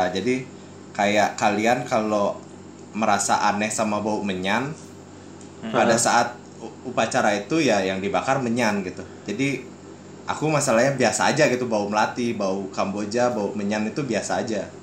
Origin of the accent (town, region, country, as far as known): Bali, Indonesia